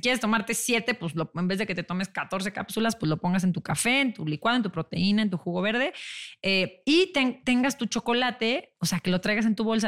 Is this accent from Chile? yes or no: no; León, Guanajuato, Mexico; moved away as an adult; yo soy de León, me regresé a León con mi papá